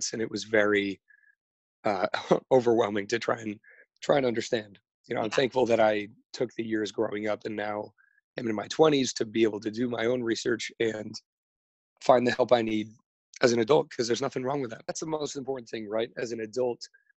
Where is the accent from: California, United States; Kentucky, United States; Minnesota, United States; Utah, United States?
California, United States; Los Angeles; I am from Studio City, California. It's in the Valley